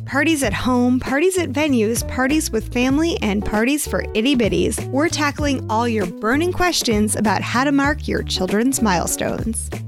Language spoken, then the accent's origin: English; Phoenix, Arizona, United States; I grew up in Phoenix